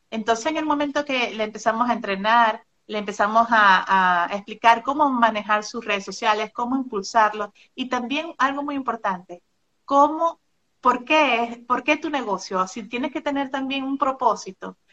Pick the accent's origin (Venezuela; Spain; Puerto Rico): Venezuela; Maracaibo, Zulia; moved away as an adult; now in Monterrey, Mexico; soy venezolana, vivía en Maracaibo, frontera con Colombia.